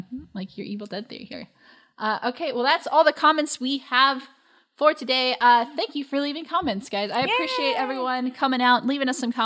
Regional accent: Philadelphia area, Pennsylvania, United States; we are from the Philly area.

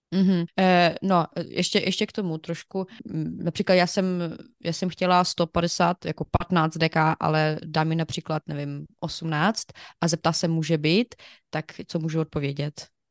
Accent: Ukraine; Czech is a second language; now in Czech Republic; u nás na Ukrajině my říkáme 200 gramů

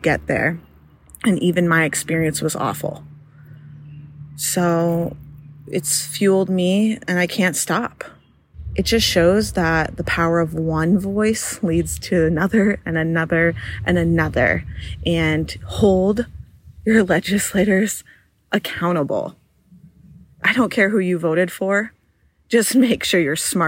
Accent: New Hampshire, United States; I had to leave my hometown

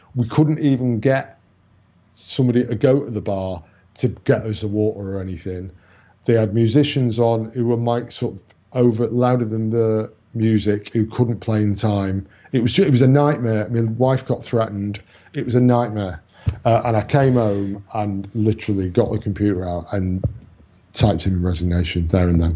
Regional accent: Manchester, North West England, United Kingdom; born or raised there

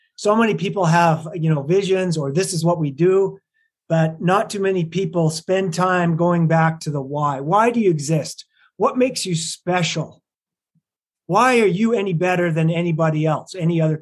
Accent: Lethbridge, Alberta, Canada; moved away as an adult; also born or lived in London, Ontario, Canada; now in Salt Lake City, United States; I was raised in Lethbridge, Alberta, Canada

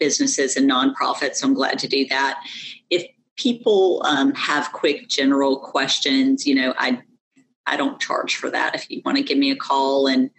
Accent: New York, United States; also born or lived in southwest of Atlanta, Georgia; now in Georgia, United States; I was raised in New York

